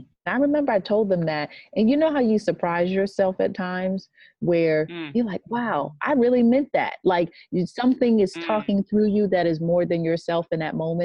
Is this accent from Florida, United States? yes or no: no; New York, United States; also born or lived in Boston; I'm a New Yorker